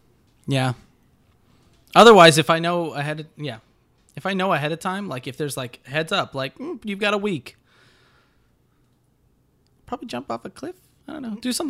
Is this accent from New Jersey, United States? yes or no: no; Connecticut, United States; We're both from Connecticut.